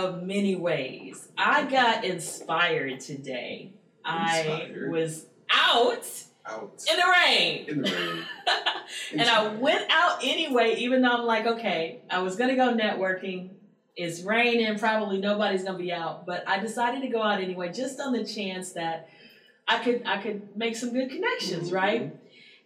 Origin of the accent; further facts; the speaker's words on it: Baton Rouge, Louisiana, United States; I'm from Baton Rouge